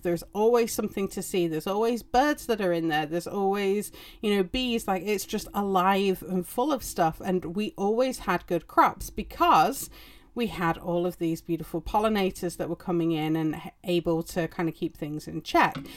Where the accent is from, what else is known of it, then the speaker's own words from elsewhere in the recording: England, United Kingdom; or as we know them in England